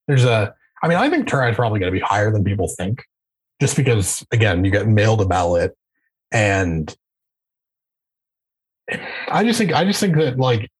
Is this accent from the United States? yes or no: no; Canada; I'm Canadian